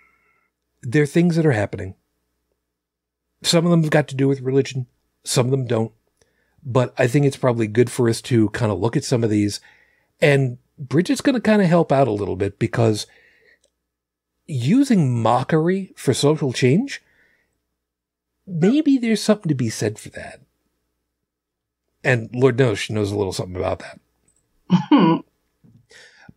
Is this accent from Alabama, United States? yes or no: no; Long Island, New York, United States; moved away; I came from Long Island